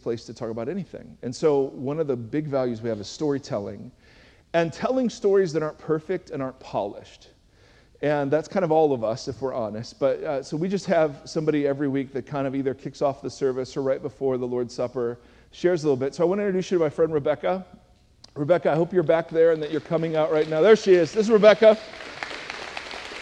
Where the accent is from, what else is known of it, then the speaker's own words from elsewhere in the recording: Cleveland, Ohio, United States; I'm from Cleveland, Ohio